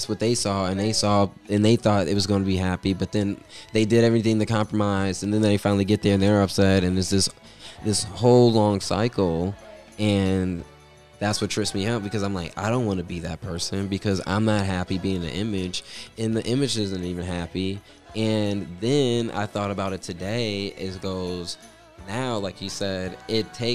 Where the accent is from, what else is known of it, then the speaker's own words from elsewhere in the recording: Atlanta, Georgia, United States; I'm still from Atlanta, Georgia.